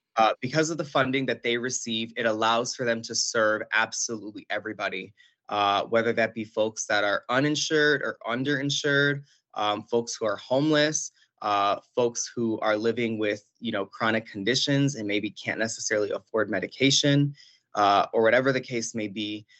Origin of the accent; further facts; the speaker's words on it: Buffalo, New York, United States; born and raised in Buffalo, New York, um, from a family from Puerto Rico